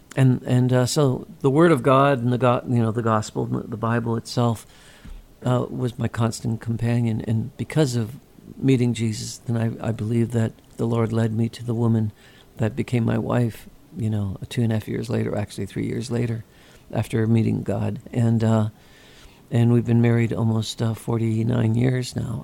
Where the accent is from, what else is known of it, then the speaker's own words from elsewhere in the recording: Ohio, United States; also born or lived in California; Ohio, uh, my home state